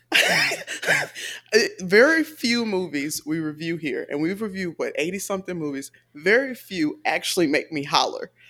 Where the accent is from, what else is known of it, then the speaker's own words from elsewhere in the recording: Atlanta, Georgia, United States; I'm from Atlanta